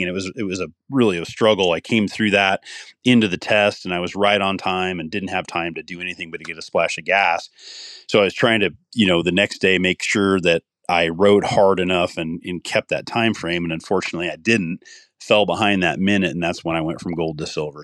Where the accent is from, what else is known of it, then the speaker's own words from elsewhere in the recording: Iowa, United States; moved away as an adult; also born or lived in Colorado; my home state of Iowa